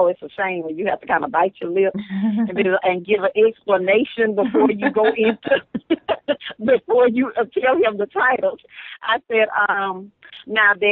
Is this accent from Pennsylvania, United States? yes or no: no; Barnado, Louisiana, United States; I'm from Louisiana, from a little town called Barnado.